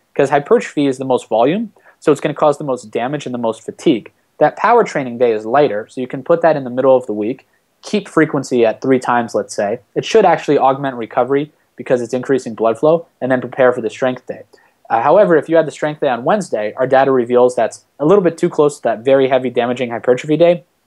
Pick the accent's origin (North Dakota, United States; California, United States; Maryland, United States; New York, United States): Maryland, United States; Washington, D.C. area; moved away as an adult; also born or lived in Ohio / Florida; now in Miami, United States; I'm originally from Maryland uh, in the Washington, D.C. area